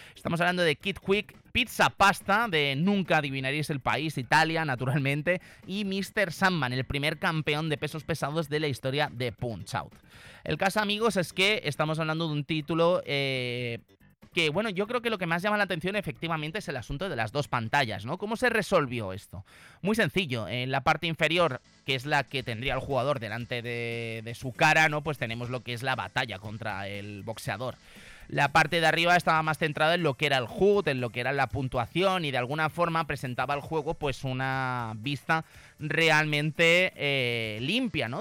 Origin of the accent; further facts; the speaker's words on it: Zaragoza, Aragon, Spain; los que somos de aquí de Zaragoza